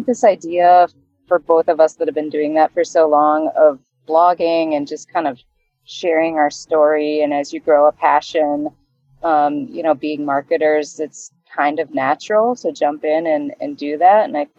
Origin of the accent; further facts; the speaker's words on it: Wisconsin, United States; And so both Trent and I are Midwesterners. I grew up in Wisconsin and Trent in Ohio. And we spent a ton of time outside in nature as kids.